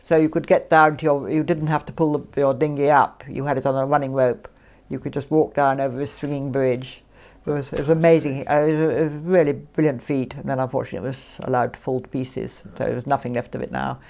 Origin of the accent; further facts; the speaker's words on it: Isle of Mull, Scotland, United Kingdom; also born or lived in Aberdeen / Italy; I'm more or less born on the island